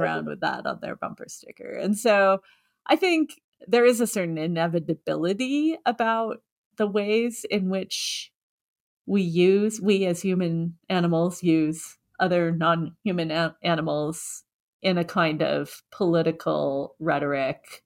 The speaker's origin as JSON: {"language": "English", "region": "Washington", "country": "United States", "tie": "born or raised there", "said": "I grew up in Washington State"}